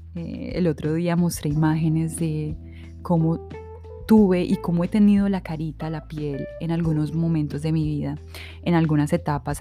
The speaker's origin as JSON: {"language": "Spanish", "town": "Supía", "region": "Caldas", "country": "Colombia", "tie": "born or raised there", "also_born_or_lived": "Manizales, Colombia / Medellín, Colombia", "moved": "yes", "said": "crecimos en una finca en Supía"}